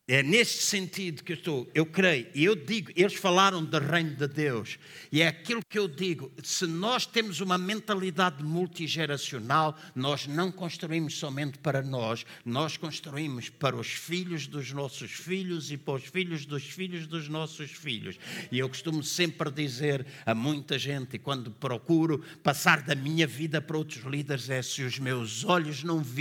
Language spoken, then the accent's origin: Portuguese; Angola; now in Portugal; Quando eu vim de Angola, e eu sempre gostei, a minha fruta favorita é cerejas.